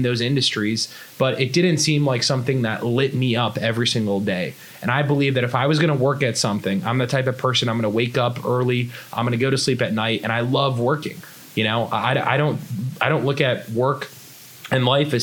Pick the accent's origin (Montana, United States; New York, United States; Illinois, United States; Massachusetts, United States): Massachusetts, United States; a small town outside of Boston; now in Los Angeles, United States; So I grew up in Boston, Massachusetts, a small town outside of Boston